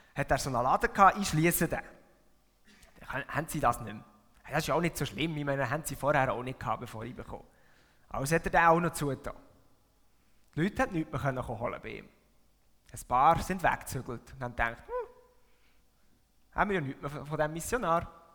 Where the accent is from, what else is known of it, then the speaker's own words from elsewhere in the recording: Switzerland; moved away as an adult; now in Buttisholz, Switzerland; aufgewachsen bin ich da, in dieser Region, und das da ist meine Heimatgemeinde. Ich habe meine ganze Kind- und Jugendzeit da verbracht